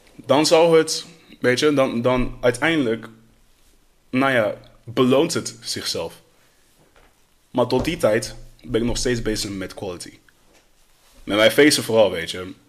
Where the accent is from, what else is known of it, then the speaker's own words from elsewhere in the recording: Netherlands; Opgegroeid in Nederland